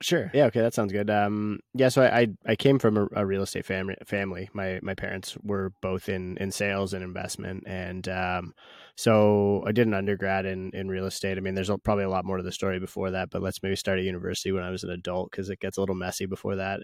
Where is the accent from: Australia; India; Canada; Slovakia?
Canada; as a Canadian